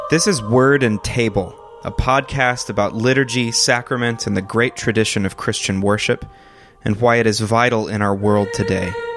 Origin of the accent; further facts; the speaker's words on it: Northeast Texas, United States; now in Chicago, United States; I grew up in the Southern Baptist Church um, in, in, in a small town in Northeast Texas